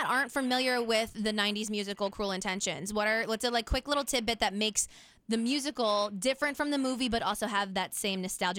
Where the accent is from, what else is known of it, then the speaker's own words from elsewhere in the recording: Philadelphia, Pennsylvania, United States; Not only am I a Philly girl, but I'm a 90s baby.